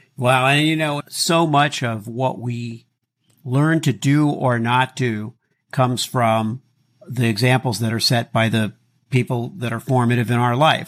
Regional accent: Miami, Florida, United States; When I was a kid growing up in Miami

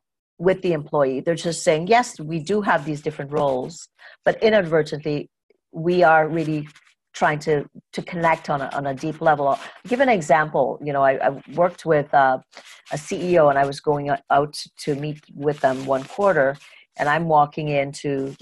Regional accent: Trinidad & Tobago; moved away; I grew up in Trinidad and Tobago, and I grew up with a father who was an executive.

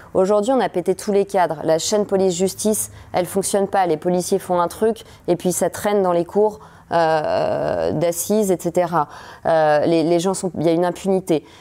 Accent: France; en tant que française, en tant que mère de famille

